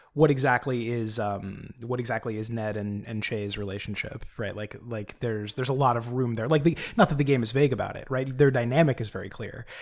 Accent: United States; as an American

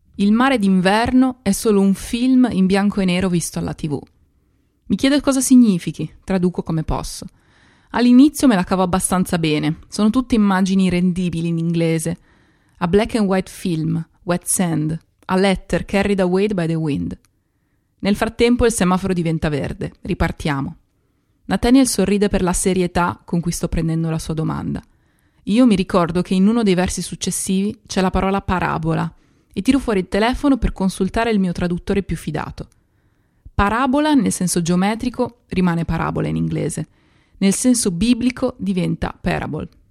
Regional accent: Italy; first language Italian; moved away as an adult; now in London, United Kingdom

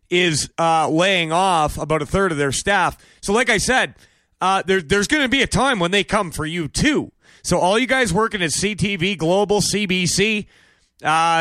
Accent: United States; I'm an American

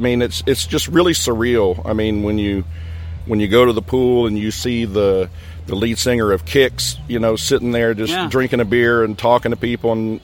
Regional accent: Dawsonville, Georgia, United States; Just north of Atlanta, Georgia, Dawsonville.

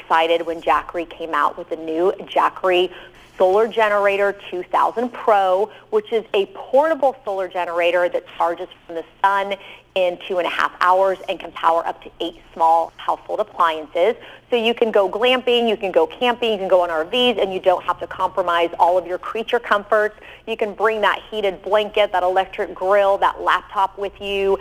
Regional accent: Midwest, United States; growing up in the Midwest, one of my favorite destinations was North Dakota.

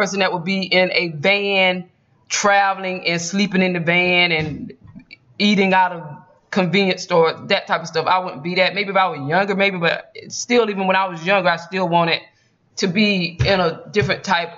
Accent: Georgia, United States; I'm from Georgia

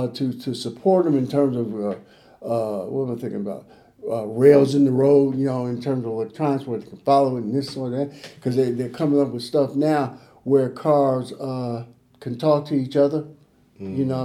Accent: Chicago, Illinois, United States; I grew up in Chicago

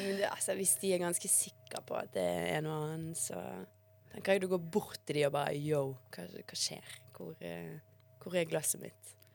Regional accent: Bergen, Vestland, Norway; also born or lived in Bosnia; jeg kanskje er den eneste bergenseren som ikke eier en regnjakke

